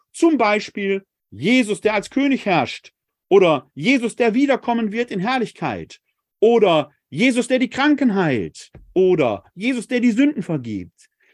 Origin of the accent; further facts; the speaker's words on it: Essen, North Rhine-Westphalia, Germany; Essen, meine Heimatstadt